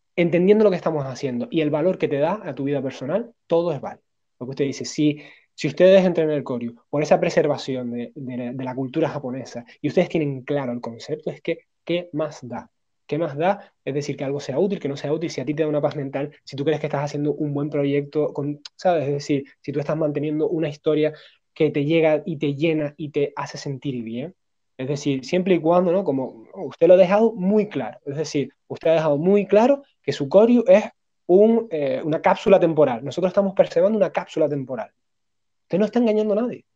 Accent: Spain; somos occidentales, somos españoles

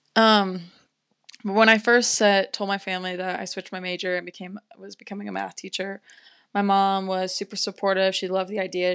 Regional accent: Las Vegas, Nevada, United States; moved away as an adult; now in Durango, United States; I'm originally from Las Vegas, Nevada

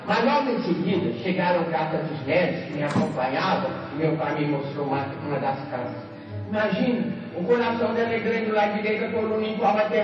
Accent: Belo Horizonte, Minas Gerais, Brazil; A menina está aqui com 85 anos e não sei quando é que eu moro. Lá em Belo Horizonte, onde eu nasci

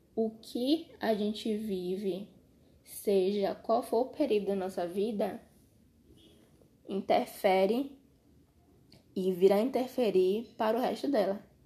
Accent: Brazil; sendo brasileiro

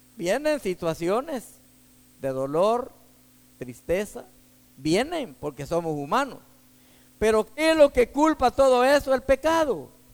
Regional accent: Texas, United States; soy de aquí, de Texas

